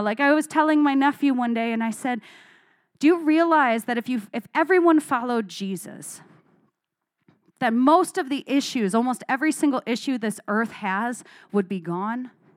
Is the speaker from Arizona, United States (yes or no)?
yes; Arizona, United States; I grew up in Arizona where we have lots of creeks.